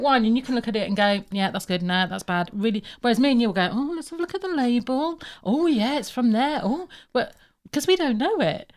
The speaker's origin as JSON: {"language": "English", "town": "Birmingham", "region": "West Midlands", "country": "United Kingdom", "tie": "born or raised there", "also_born_or_lived": "Plymouth", "said": "I am from Plymouth, but I was brought up in Birmingham"}